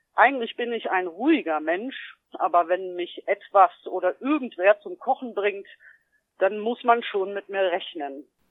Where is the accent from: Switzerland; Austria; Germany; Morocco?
Germany; GDR, East Germany; Ich bin ja ein Kind der DDR und zur Wende war ich zwölf Jahre alt